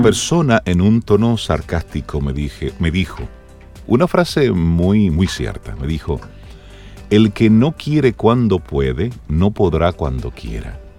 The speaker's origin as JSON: {"language": "Spanish", "country": "Dominican Republic"}